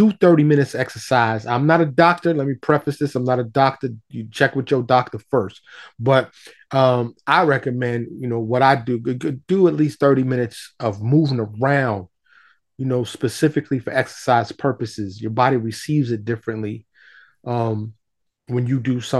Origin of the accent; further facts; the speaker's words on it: New York, United States; I grew up in New York